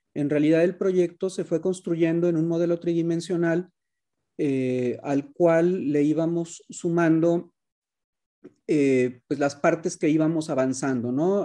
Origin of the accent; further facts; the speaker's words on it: Guadalajara, Jalisco, Mexico; yo soy tapatío, tengo toda mi vida viviendo en Guadalajara